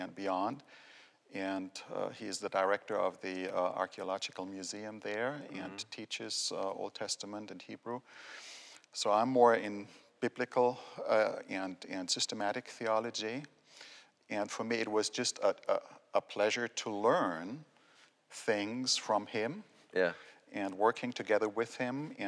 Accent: Germany; moved away as an adult; also born or lived in Austria / United States; now in Maryland, United States; I was born and raised in Germany. I grew up there.

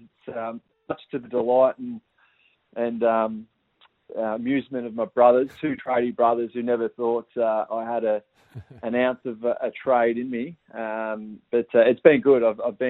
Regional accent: Yarrawonga, Victoria, Australia; growing up in Yarrawonga. I was one of four kids, the youngest of four kids, with two brothers and a sister.

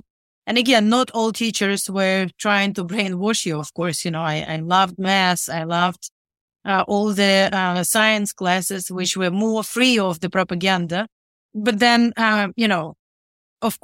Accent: Rivne, Rivne Oblast, Ukraine; I was born and raised in Rivne, which is northwestern Ukraine.

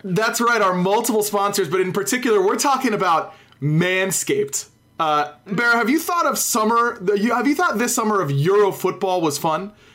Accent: United States; I'm American.

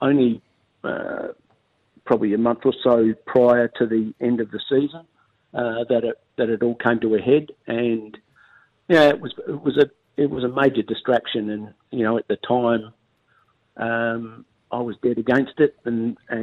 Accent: Modbury, South Australia, Australia; I was a Modbury boy and played juniors at Modbury

